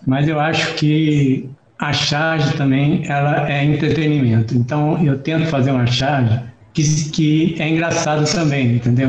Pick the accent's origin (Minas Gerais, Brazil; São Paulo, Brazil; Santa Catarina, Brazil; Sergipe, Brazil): Minas Gerais, Brazil; Esmeraldas; Estou aqui em Esmeraldas, que é a cidade onde eu nasci e vivi até os 18 anos de idade